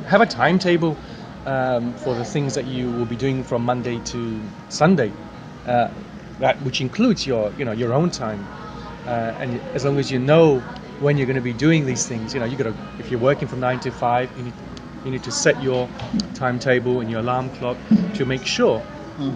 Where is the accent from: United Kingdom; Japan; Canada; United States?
United Kingdom; King's Lynn, East of England; I come from England, a place called King's Lynn